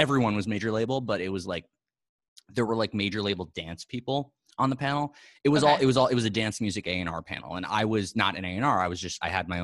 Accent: New York City, New York, United States; I'm a New Yorker. Yeah. I'm a Manhattan.

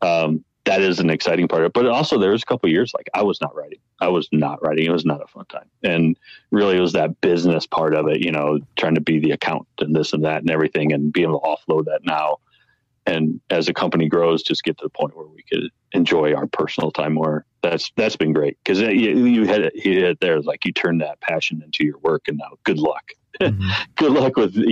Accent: Midwest, United States; now in Colorado, United States; I grew up in the Midwest

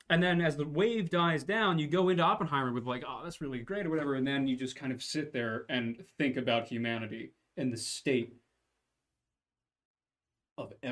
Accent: Canada; Uh, as a Canadian, I can say that the RCMP's ability to investigate missing persons cases are better than the authoritarian regimes and no one else.

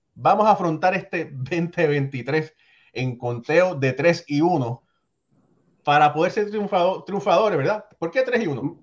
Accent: Puerto Rico; yo soy boricua de padres cubanos

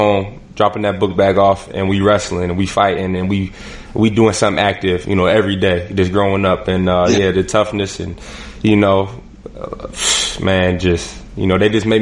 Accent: Erie, Pennsylvania, United States; I'm from Erie, Pennsylvania

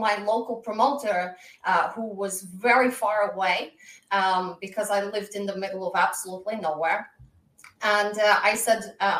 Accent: Moscow, Russia; also born or lived in Glasgow, Scotland; I was born in Glasgow, Scotland, but raised in Moscow, Russia. I bring to the ring a Glaswegian attitude with a Russian flair.

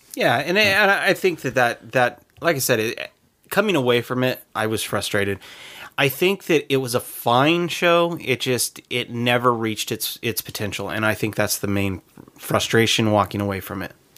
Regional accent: United States; as an American

